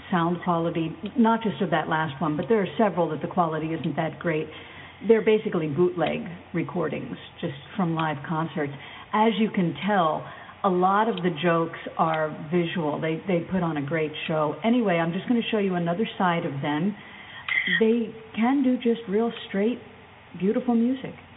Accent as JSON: {"language": "English", "town": "Baltimore", "region": "Maryland", "country": "United States", "said": "I'm from Baltimore."}